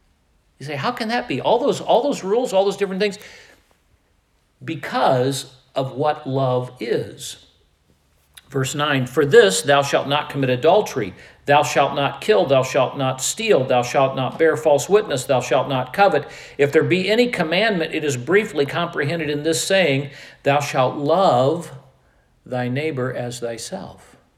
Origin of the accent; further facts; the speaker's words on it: Midwest, United States; also born or lived in Iowa; I grew up in the Midwest. I spent the next 13 years after my formative years and after my college years, I spent those in Iowa, whatever accent Iowans have.